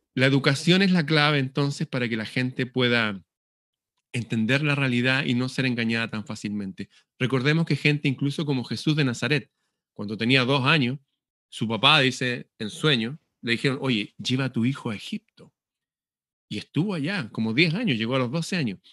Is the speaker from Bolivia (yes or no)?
no; Chile; Acá en Chile